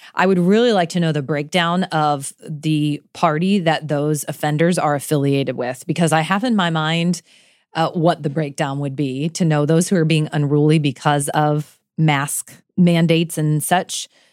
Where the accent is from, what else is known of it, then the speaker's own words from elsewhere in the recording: Florida, United States; moved away; also born or lived in Kentucky; I grew up in Florida with hurricanes